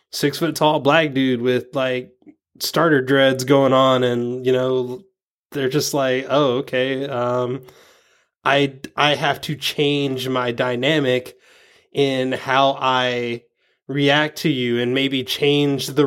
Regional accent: the South, United States; growing up in the South, I mean, I'm sure you probably you've had this maybe before. I I was kind of raised out of my accent.

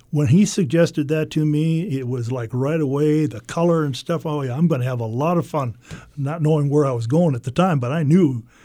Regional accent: United States; the reason being is that I grew up on the Mississippi River, and it was always fun for me when I would be in a boat and, and look at my hometown from the river

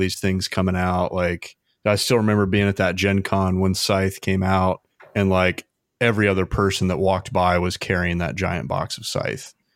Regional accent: Indiana, United States; moved away as an adult; also born or lived in Arizona; now in Ventura, United States; I'm from Indiana originally

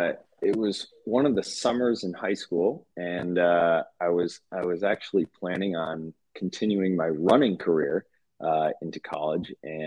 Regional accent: South Hadley, Massachusetts, United States; also born or lived in Fairfield, Connecticut; I grew up in South Hadley, which is out in Western Mass, where Mount Holyoke is.

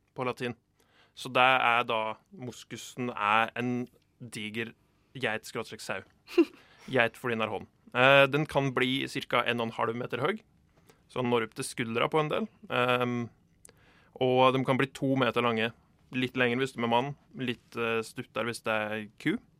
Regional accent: Dovre, Innlandet, Norway; Jeg er jo fra Dovre

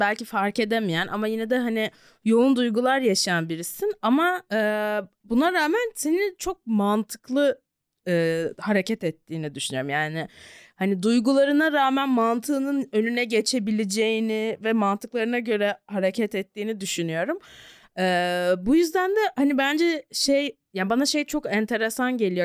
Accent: Ankara, Turkey; çocukluğumu burada geçirdim ama Ankara'da bayağı fanusta büyüdüm

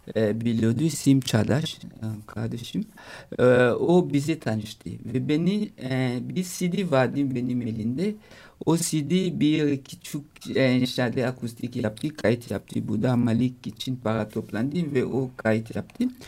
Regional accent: DR Congo; Turkish is a second language; also born or lived in Italy / Paris, France; now in Istanbul, Turkey; anneannem yanına gittim Kongo'ya. E, Kongo'ya köy büyüdüm ben

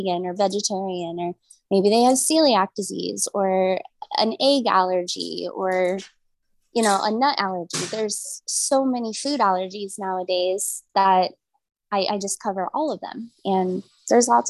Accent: Omaha, Nebraska, United States; I grew up in South Omaha in a strong Polish community

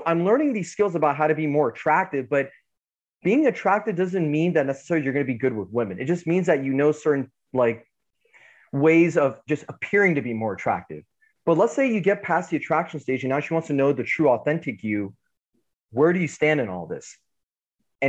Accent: United States; So ethnically I'm Iranian, but born in America.

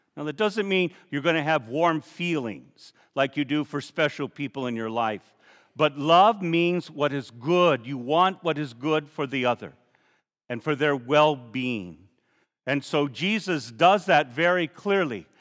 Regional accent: Safford, Arizona, United States; When I was a boy growing up in Safford, my brother and sisters and all the neighbors

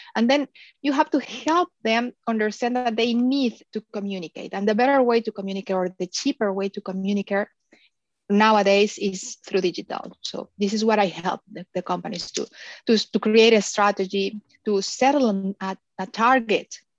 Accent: Mexico; moved away as an adult; also born or lived in Philippines; now in Miami, United States; I am originally from Mexico.

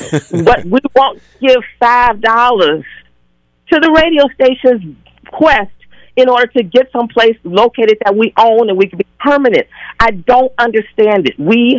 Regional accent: Chicago, Illinois, United States; also born or lived in Seattle; now in Twin Cities, United States; I grew up originally in Chicago

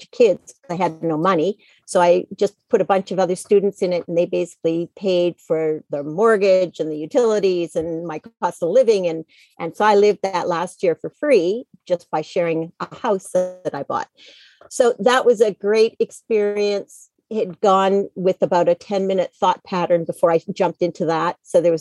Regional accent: Canada; moved away as an adult; also born or lived in United States; now in Penang, Malaysia; I grew up in Canada. I moved to the States in the late 90s

